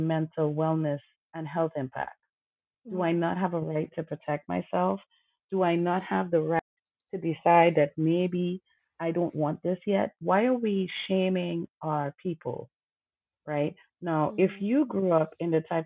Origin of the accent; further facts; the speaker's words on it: Trinidad & Tobago; I grew up in Trinidad Tobago